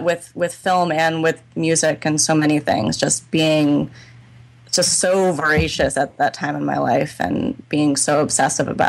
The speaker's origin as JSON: {"language": "English", "region": "Northern California", "country": "United States", "also_born_or_lived": "New York", "moved": "as an adult", "said": "I was from Northern California"}